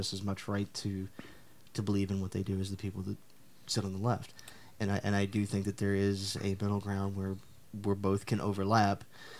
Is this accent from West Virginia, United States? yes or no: yes; Southern West Virginia, United States; I am from Southern West Virginia.